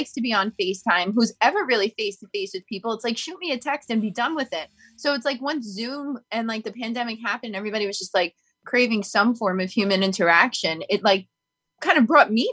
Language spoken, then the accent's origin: English; New York City, New York, United States; I'm born and raised in New York City. I know no other home but this one